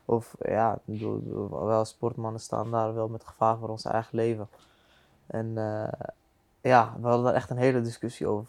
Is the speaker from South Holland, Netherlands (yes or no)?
yes; The Hague, South Holland, Netherlands; Ik kom van de Hofstad